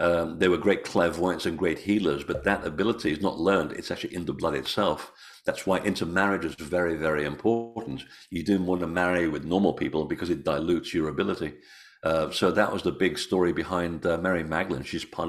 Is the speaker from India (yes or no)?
no; Portugal; born there; I was born in Portugal. Yeah, my family's all Portuguese.